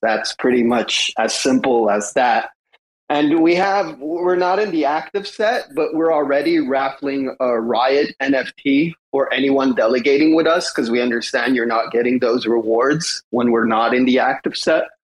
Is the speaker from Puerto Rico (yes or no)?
no; Canada; I'm Canadian